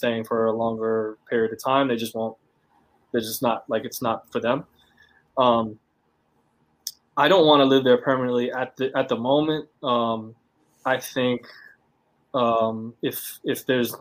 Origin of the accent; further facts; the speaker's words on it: United States; moved away as an adult; now in China; we're both American from the same place